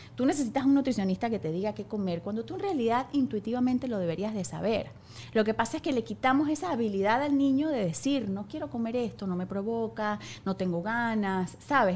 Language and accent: Spanish; Venezuela; soy demasiado mamá venezolana